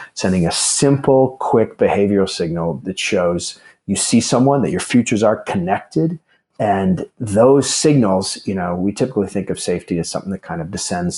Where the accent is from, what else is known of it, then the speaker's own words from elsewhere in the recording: Alaska, United States; moved away; also born or lived in Chicago; I grew up in Alaska